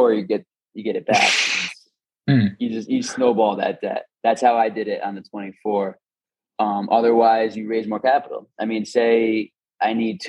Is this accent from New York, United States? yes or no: yes; Schenectady, New York, United States; moved away; also born or lived in Tampa, Florida; I grew up in Schenectady, New York area